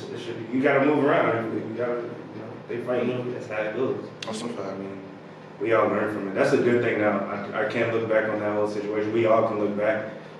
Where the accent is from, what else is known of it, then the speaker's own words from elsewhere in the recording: Chesapeake, Virginia, United States; also born or lived in Richmond / North Carolina / Texas / California; I'm from Chesapeake. Oh, I was born in Richmond. Moved to Chesapeake. Born in Richmond. Moved to North Carolina. Durham. Then moved to Chesapeake. Then moved to Texas. Then moved to Cali. Then moved back to Chesapeake.